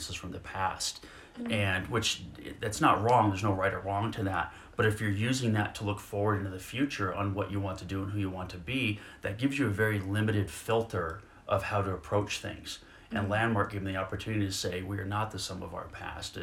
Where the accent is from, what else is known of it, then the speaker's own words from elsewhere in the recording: Denver, Colorado, United States; also born or lived in Arizona; I grew up here in Denver